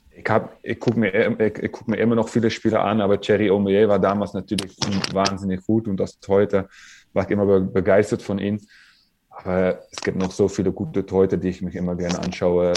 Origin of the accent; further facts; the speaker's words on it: Netherlands; German is a second language; moved away as an adult; also born or lived in France; waren wir als Holländer